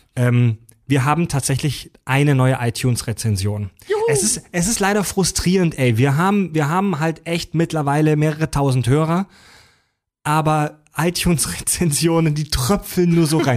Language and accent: German; Kieselbronn, Baden-Württemberg, Germany; moved away as an adult; also born or lived in Mühlacker; now in Hamburg, Germany; Ich bin geboren in Müllacker, also ich bin gebürtig offiziell Schwabe, bin halt zwar aufgewachsen in der Nähe von Pforzheim in Kieselbronn. Also ich bin eigentlich ein Badener.